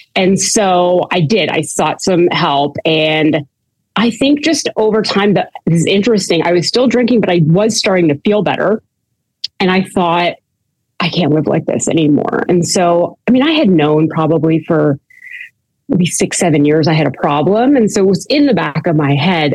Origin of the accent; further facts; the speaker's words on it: Canada; now in United States; I'm Canadian, and um, I was born in Canada